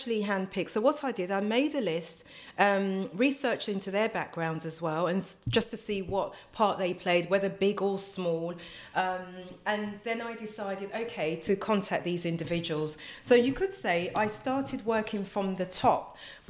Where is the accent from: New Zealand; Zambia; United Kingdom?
United Kingdom; London; also born or lived in Ghana; I was born in Hornsey, North London, because I was my mother's first child. They sent me to Ghana for about 4 years, and then they brought me back when I was about four, just going on five.